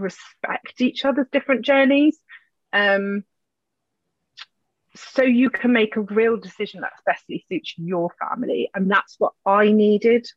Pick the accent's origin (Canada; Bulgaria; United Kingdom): United Kingdom; we're British